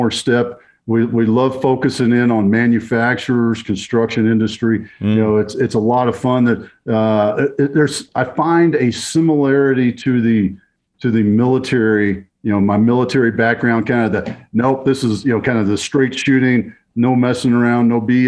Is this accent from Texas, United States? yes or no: yes; Texas, United States; growing up in Texas